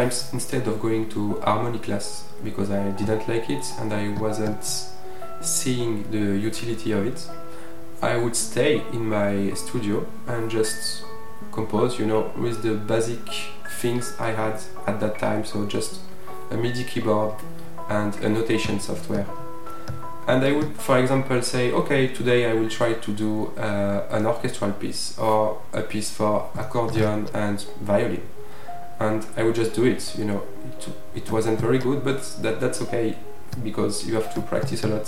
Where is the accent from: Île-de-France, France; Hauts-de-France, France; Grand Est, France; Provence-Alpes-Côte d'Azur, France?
Provence-Alpes-Côte d'Azur, France; from Provence